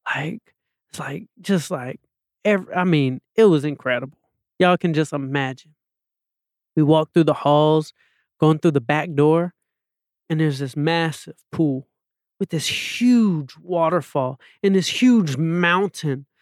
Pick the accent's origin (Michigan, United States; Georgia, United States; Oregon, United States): Georgia, United States; Atlanta; moved away; also born or lived in Los Angeles; I'm a kid from Atlanta, Georgia